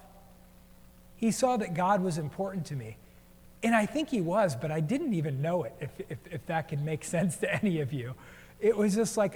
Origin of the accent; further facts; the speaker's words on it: United States; also born or lived in New Jersey; now in Portland, United States; I grew up in New York and New Jersey, and we grew up on the coast